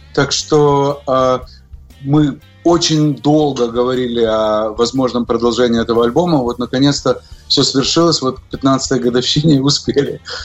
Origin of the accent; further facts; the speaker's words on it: Odesa, Odesa Oblast, Ukraine; also born or lived in Moscow, Russia / New York, United States; now in Miami, United States; я родился в Одессе, на Украине